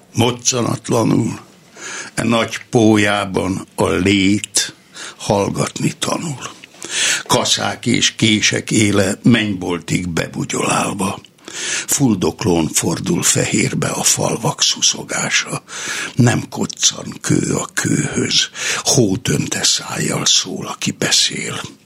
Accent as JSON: {"language": "Hungarian", "town": "Somogytarnóca", "region": "Somogy", "country": "Hungary", "tie": "born or raised there", "also_born_or_lived": "Nikla", "moved": "as an adult", "said": "Somogyban, a szülőfalumban, Somogy-Tarnócán"}